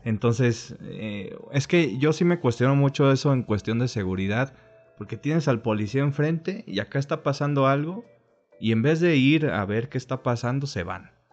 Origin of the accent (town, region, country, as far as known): Mexico